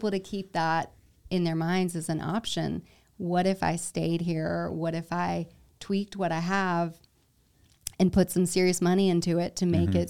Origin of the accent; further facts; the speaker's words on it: South Carolina, United States; Yeah, I grew up like in South Carolina.